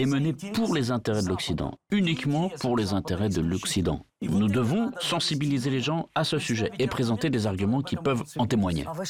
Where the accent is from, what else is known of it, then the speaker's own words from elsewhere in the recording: Ukraine; moved away; nous avons quitté l'Ukraine, mais nous sommes Ukrainiens